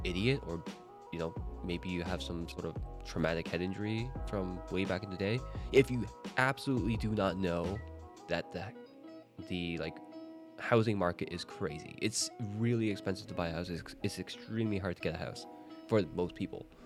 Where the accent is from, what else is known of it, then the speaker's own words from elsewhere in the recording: Canada; moved away; in Canada, like, I have very few friends that are still in Canada. My family's there